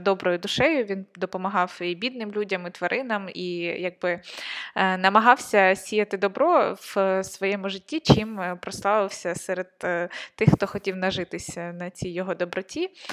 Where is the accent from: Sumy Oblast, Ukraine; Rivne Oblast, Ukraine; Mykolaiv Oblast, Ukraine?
Sumy Oblast, Ukraine; Konotop; я от з Сумської області, я з Конотопа